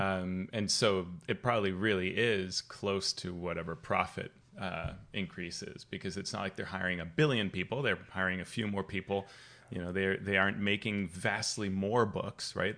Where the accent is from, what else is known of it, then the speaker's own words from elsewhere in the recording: Colombia; moved away; I grew up playing in Colombia